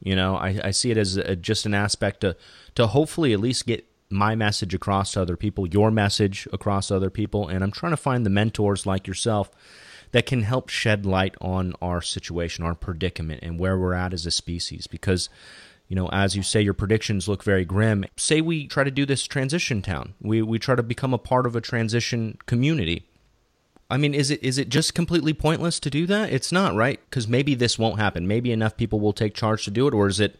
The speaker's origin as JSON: {"language": "English", "region": "California", "country": "United States", "lives_now": "Bay Area, United States", "said": "I live in the Bay Area right now, and I came from Southern California."}